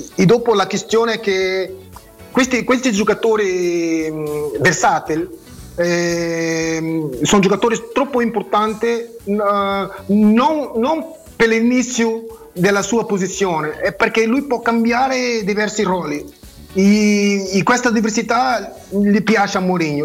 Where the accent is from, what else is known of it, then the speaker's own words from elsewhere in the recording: Mozambique; Italian is a second language; moved away; also born or lived in Portugal; sono nato a Mozambique, sono portoghese ma nato a Mozambique